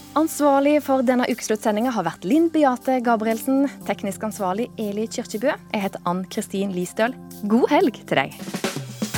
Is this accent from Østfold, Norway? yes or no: no; Volda, Møre og Romsdal, Norway; jeg vokste opp i Volda